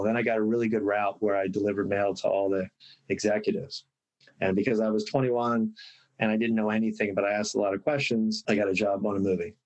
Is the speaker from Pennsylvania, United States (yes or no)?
yes; Bryn Mawr, Pennsylvania, United States; now in Los Angeles, United States; I was actually born in Los Angeles, lived here for a year, um, moved back to Bryn Mawr where my dad is was born